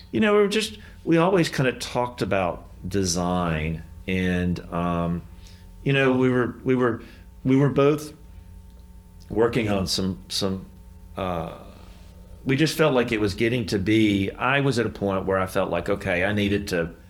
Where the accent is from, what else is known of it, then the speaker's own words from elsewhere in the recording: the South, United States; We're from the South, and so we don't like confrontation.